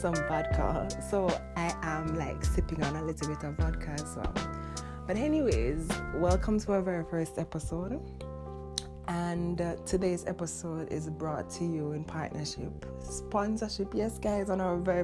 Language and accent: English; Jamaica; first language Jamaican Patois; English is a second language; I am very, very, very, very Jamaican. And if you know me, like pretty much anyone who does know me, you know that I speak Jamaican exclusively all day